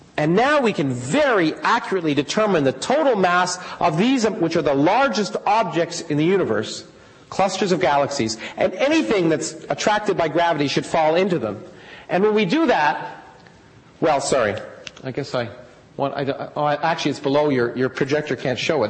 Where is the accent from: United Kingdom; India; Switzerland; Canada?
Canada; moved away; I grew up in Canada